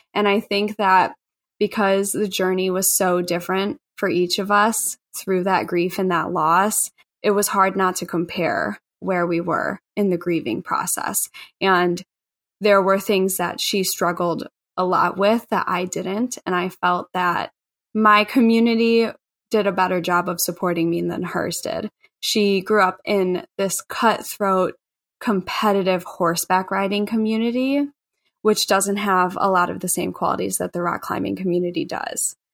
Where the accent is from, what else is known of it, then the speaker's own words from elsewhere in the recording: Chicago, Illinois, United States; I grew up in Bridgeport, which is on the south side of Chicago